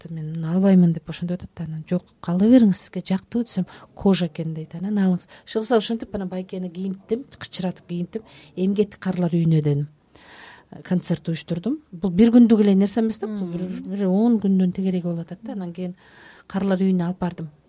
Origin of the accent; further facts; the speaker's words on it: Chatkal, Jalal-Abad Region, Kyrgyzstan; moved away; ошол туулуп өскөн чаткал